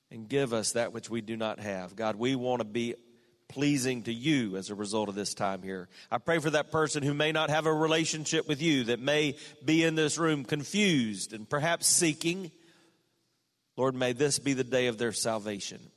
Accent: South Carolina, United States; my home state

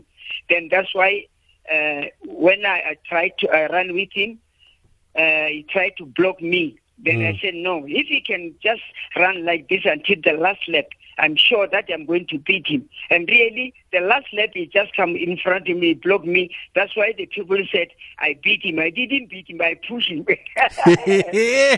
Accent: Ga-Molepo, Limpopo, South Africa; moved away as an adult; also born or lived in Pretoria; Gamolepo. My village is Rasubati village. And then it's where I started running at school.

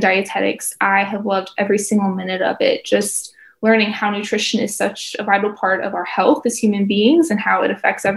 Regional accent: Tennessee, United States; also born or lived in Florida; now in Gainesville, United States; I have been in Florida for a while now, but I am originally from Tennessee

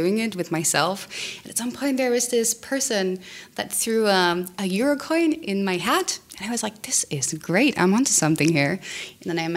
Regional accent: The Hague, South Holland, Netherlands; I grew up in The Hague.

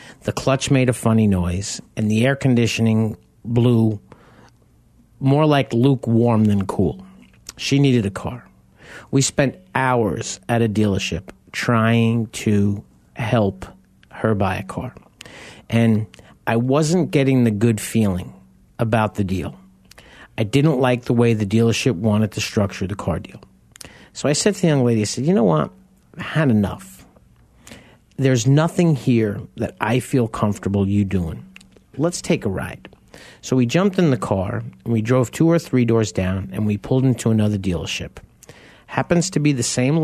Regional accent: New York, United States; now in Arizona, United States; I grew up in New York

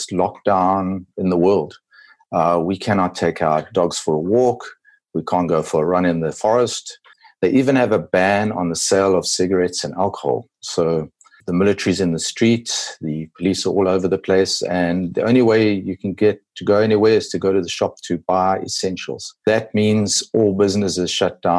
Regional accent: South Africa; also born or lived in KwaZulu-Natal Midlands; I'm a South African. I live in the country area of KwaZulu-Natal. We call it the Midlands

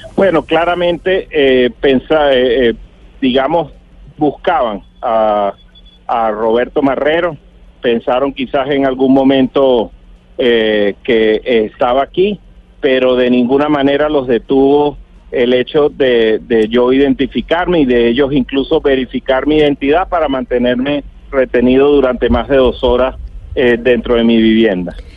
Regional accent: Venezuela

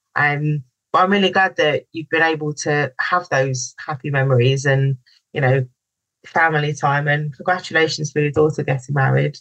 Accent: London, United Kingdom; moved away as an adult; also born or lived in Mallorca / Barbados; I'm from London

